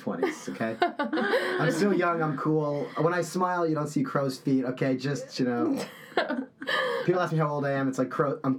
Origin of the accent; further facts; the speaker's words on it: Toronto, Ontario, Canada; moved away as an adult; now in New York, United States; I am Canadian. I'm from Toronto.